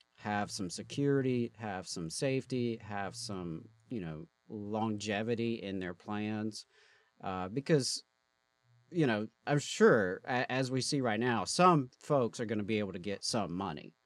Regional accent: Mississippi, United States; my home state

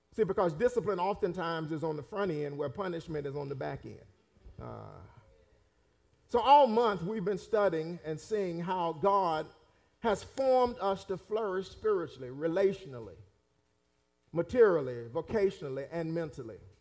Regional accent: Raleigh, North Carolina, United States; I actually grew up in Raleigh, but I grew up in Raleigh

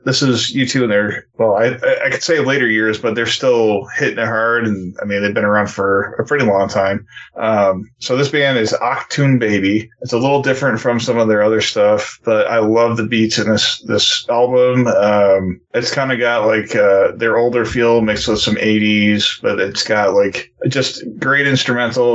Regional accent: New York, United States; I'm from New York

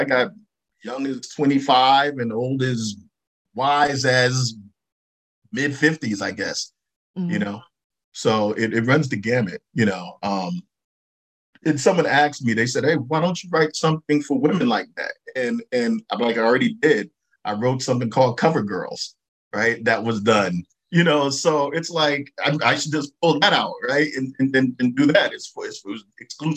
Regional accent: New York City, New York, United States; I grew up in Brooklyn

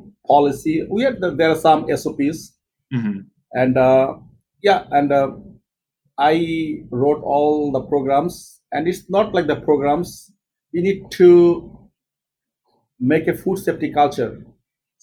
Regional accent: Bangladesh; moved away as an adult; also born or lived in United Kingdom; now in United States; I am from Bangladesh

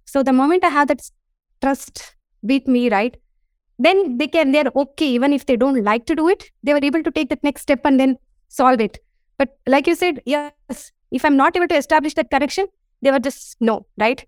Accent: India; I'm from India

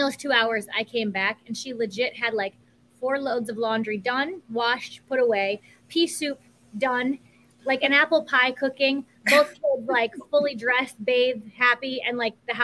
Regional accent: Wisconsin, United States; also born or lived in New York; now in Las Vegas, United States; I was born and raised in Wisconsin and then New York

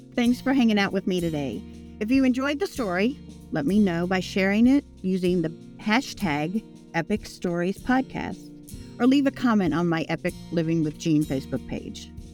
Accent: Richmond, Indiana, United States; moved away as an adult; also born or lived in Houston, Texas; now in Richmond, Virginia, United States; I'm originally from Texas, but the summer before my f, seventh grade, we moved from Houston to the town of Richmond, Indiana

